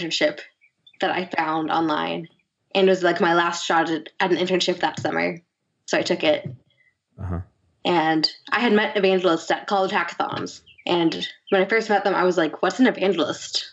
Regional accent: Silicon Valley, California, United States; I grew up in Silicon Valley

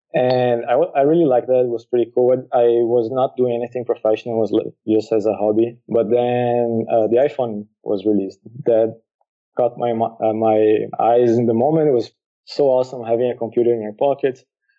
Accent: Brazil; moved away as an adult; now in Lisbon, Portugal; Yeah, actually living here, I moved from Brazil to here because my wife started doing college here.

